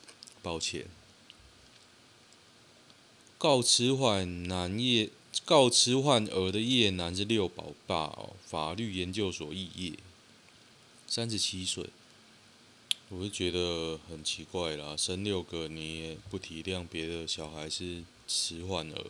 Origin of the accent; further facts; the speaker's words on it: Guishan, Taoyuan, Taiwan; 龟山呢？哦哟，在我老家那边。